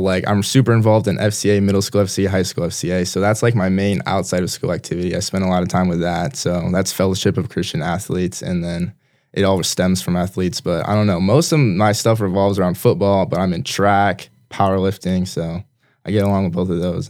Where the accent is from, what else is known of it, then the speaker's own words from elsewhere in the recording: Brandon, South Dakota, United States; also born or lived in Minnesota; I was born in Minnesota, but we moved here when I was two year old, two years old, so I've been in Brandon my entire life